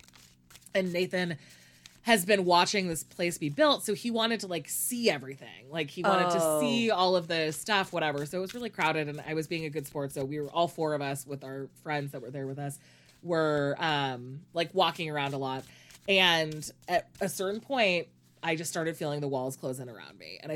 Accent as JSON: {"language": "English", "country": "United States", "said": "I'm obviously American"}